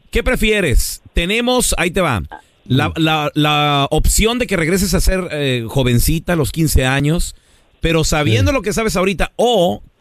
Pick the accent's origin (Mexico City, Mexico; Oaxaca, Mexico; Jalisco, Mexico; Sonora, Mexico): Jalisco, Mexico; now in Chicago, United States; De Jalisco.